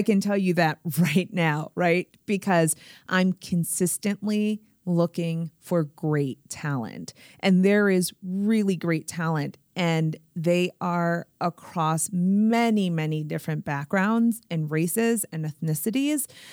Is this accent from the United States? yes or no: yes; Springfield, Massachusetts, United States; born or raised there